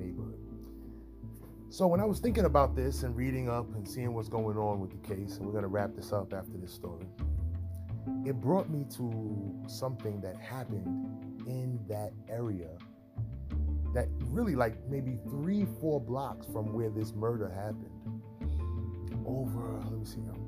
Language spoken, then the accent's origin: English; New York City, New York, United States; I was from Harlem. So I, at 13 years old, didn't know everything